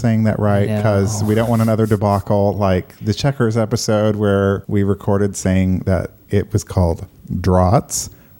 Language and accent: English; United States; we are stubborn, obnoxious Americans